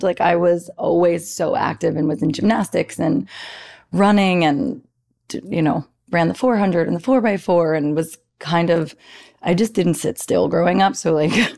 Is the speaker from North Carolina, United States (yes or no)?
no; New Jersey, United States; I was from New Jersey, because I am